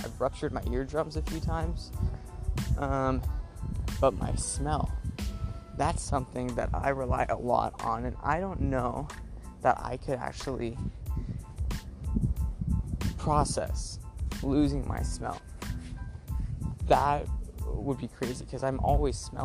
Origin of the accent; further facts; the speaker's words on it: Texas, United States; moved away; I'm from the south, I'm from Texas